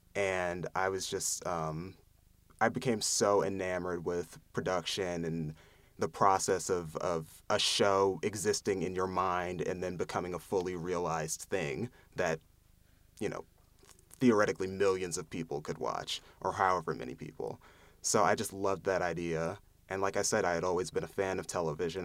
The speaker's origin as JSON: {"language": "English", "town": "Lansdale", "region": "Pennsylvania", "country": "United States", "tie": "born or raised there", "said": "I'm from Lansdale, Pennsylvania, which is a suburb, uh, maybe thirty minutes outside of Philadelphia"}